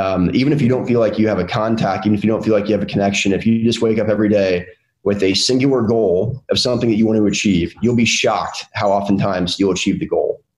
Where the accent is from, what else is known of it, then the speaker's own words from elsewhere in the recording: North Carolina, United States; a Southern kid that was born and raised in North Carolina, my entire life